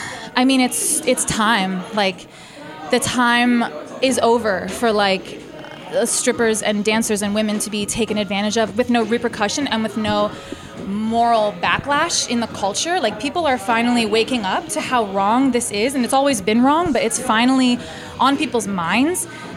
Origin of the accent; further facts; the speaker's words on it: Baltimore, Maryland, United States; I'm originally from Baltimore, and that's where I started dancing 10 years ago.